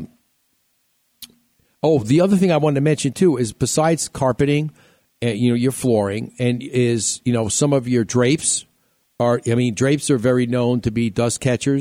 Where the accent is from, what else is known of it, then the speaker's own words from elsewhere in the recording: New York, United States; moved away; when I was growing up in New York